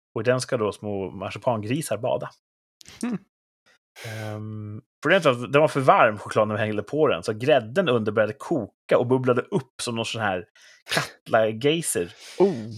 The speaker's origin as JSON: {"language": "Swedish", "country": "Sweden", "said": "Jag älskar ju mitt land"}